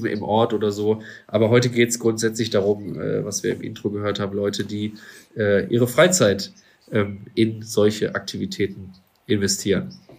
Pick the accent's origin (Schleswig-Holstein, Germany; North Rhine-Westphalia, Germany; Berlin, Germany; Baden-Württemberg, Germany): North Rhine-Westphalia, Germany; Duisburg; mit einem lokalen Schwimmbad hier bei uns in Duisburg zum Beispiel dann zusammengearbeitet. Ähm, ja, war auch immer eine schöne Zeit als Kind da irgendwie äh, mitzuschwimmen